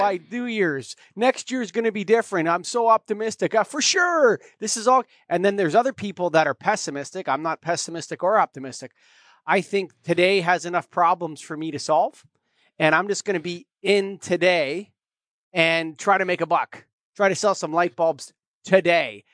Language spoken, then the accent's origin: English; Canada; I'm a Canadian